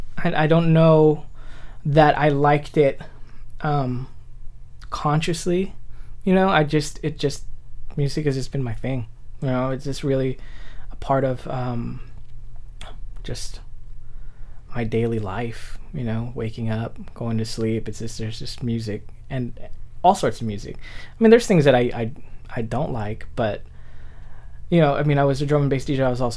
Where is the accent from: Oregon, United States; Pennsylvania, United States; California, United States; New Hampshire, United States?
California, United States; Milpitas; growing up in Milpitas, we had a skate park behind Mervyn's, and this didn't last long.